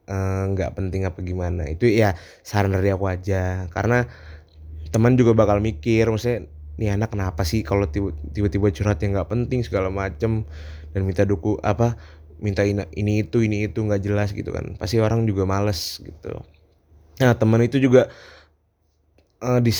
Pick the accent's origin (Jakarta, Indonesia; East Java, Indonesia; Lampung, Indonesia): Jakarta, Indonesia; now in Yogyakarta, Indonesia; ya karena emang aku tuh uh, ngerantau juga kan jadi asalku bukan dari Jogja asalku dari Jakarta yang kebetulan sini ngerantau